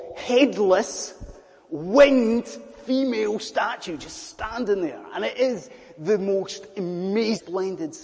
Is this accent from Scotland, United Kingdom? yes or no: yes; Scottish Highlands, Scotland, United Kingdom; I'm a Scottish Highlander